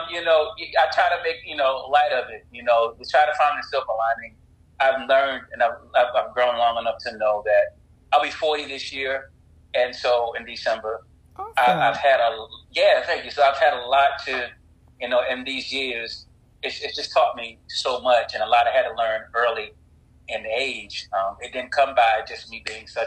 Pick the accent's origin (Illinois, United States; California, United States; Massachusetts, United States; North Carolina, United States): North Carolina, United States; I'm from North Carolina